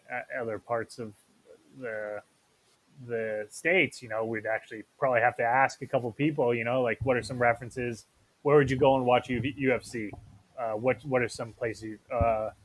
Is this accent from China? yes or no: no; Edmonton, Alberta, Canada; we're from Edmonton.